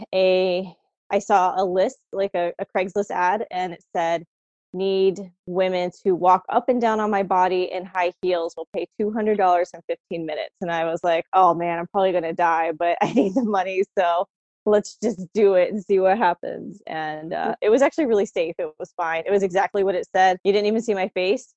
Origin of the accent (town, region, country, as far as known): Florida, United States; born or raised there; now in DC, United States